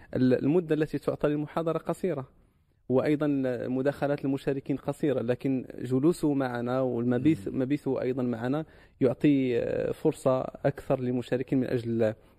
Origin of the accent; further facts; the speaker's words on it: Morocco; عندنا في المغرب